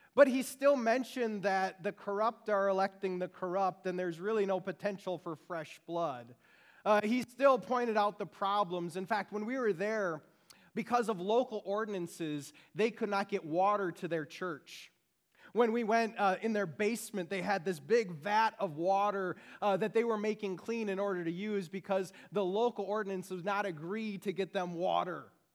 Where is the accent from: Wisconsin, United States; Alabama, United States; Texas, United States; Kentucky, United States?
Wisconsin, United States; Beaver Dam; now in Frankfurt, United States; I grew up in Beaver Dam, Wisconsin